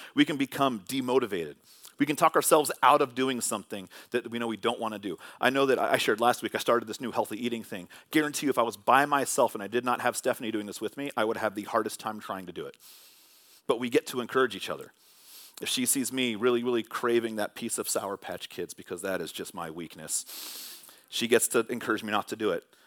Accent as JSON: {"language": "English", "area": "Bay Area", "region": "California", "country": "United States", "tie": "born or raised there", "said": "Growing up in the Bay Area watching sports"}